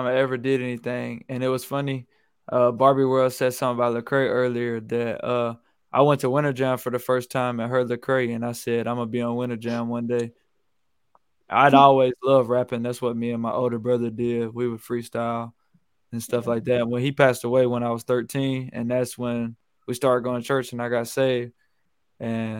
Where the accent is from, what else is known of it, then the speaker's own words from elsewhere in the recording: Fulton, Mississippi, United States; also born or lived in Columbus, Georgia; I'm from Fulton, Mississippi, and I live here now